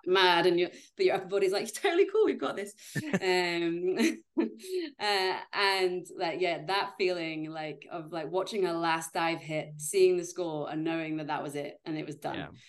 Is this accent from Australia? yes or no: no; Yorkshire and the Humber, United Kingdom; moved away as an adult; also born or lived in Leeds / Edinburgh; I'm from Yorkshire in Great Britain